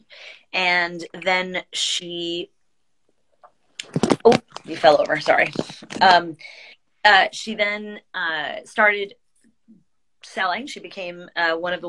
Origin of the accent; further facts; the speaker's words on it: United States; I grew up with here in America